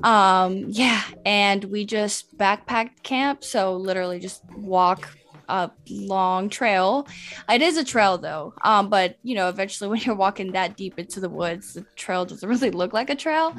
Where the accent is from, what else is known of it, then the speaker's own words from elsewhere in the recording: Atlanta, Georgia, United States; first language Spanish; English is a second language; also born or lived in Medellín, Colombia; I live and I was raised here in Atlanta